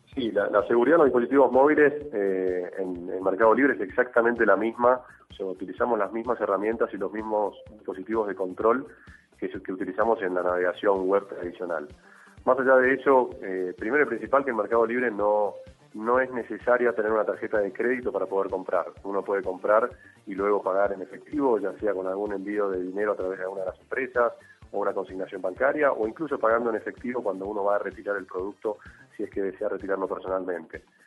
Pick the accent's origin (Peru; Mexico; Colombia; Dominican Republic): Colombia; somos los colombianos